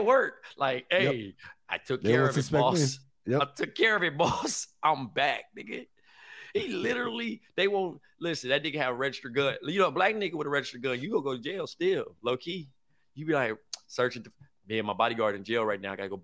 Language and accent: English; Compton, California, United States; I'm from Compton, California